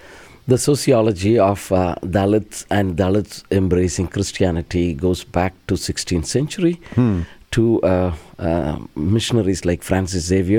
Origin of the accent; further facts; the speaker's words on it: Kerala, India; You come to Kerala, where my home state